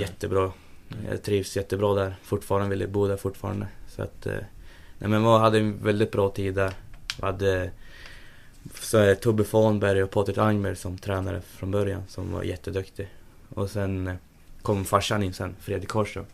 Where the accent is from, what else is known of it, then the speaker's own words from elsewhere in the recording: Sundsvall, Västernorrland County, Sweden; also born or lived in Gjøvik, Norway; jag flyttade till Sundsvall när jag var tre år, tre, fyra år någonstans där